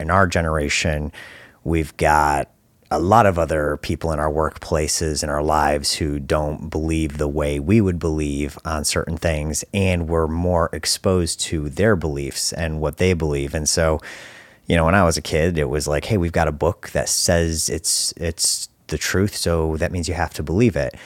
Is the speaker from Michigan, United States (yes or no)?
yes; Detroit, Michigan, United States; I grew up right here in Detroit